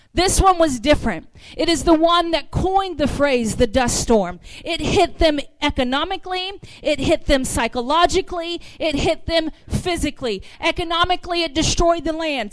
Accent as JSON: {"language": "English", "region": "the South", "country": "United States", "accent": "southern", "said": "I am from the south"}